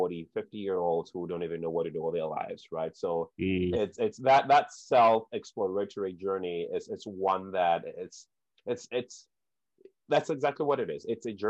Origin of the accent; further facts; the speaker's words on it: Ghana; growing up in Ghana